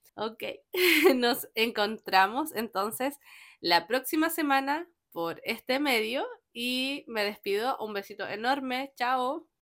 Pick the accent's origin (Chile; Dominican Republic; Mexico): Chile; soy chilena